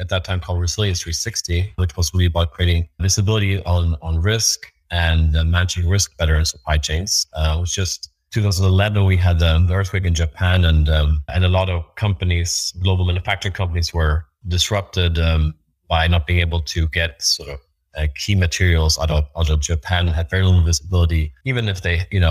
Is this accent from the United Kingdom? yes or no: no; Sweden; moved away; my home country, Sweden